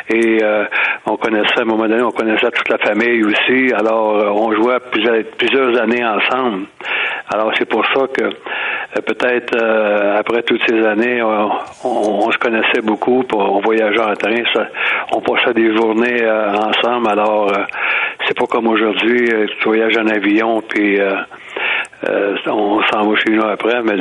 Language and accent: French; Drummondville, Quebec, Canada; Je venais de Drummondville.